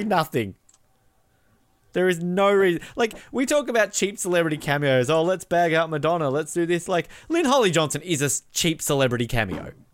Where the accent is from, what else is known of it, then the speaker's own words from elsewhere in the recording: Australia; as an Australian